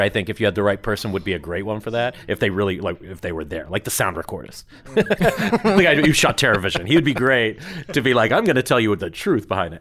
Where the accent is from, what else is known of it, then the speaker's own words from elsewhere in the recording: New Zealand; moved away; growing up in New Zealand, I got really lucky because we didn't ha, we don't have any repertory screenings.